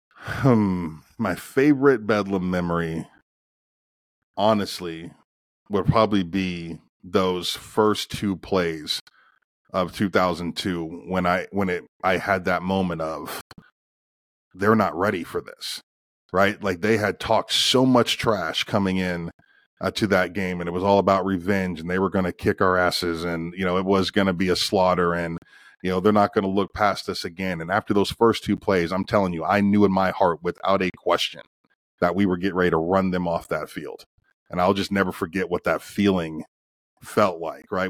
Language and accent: English; Northeastern Ohio, United States; moved away; I'm from Northeastern Ohio, and if you're from Northeastern Ohio, the only thing you're doing on Saturdays is cheering on the Buckeyes